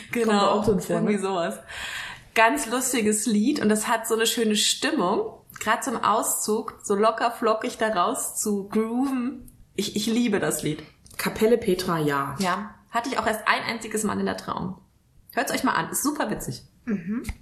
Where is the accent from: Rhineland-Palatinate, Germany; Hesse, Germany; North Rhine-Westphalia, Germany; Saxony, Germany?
Hesse, Germany; Kelkheim; Ja, ich komme aus Kelkheim. Ich glaube, das ist mittlerweile bekannt. Aus dem schönen Main-Taunus-Kreis.